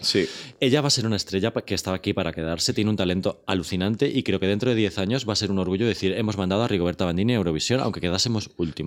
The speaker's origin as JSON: {"language": "Spanish", "town": "Torrejón de Ardoz", "region": "Community of Madrid", "country": "Spain", "said": "yo soy de Torrejón"}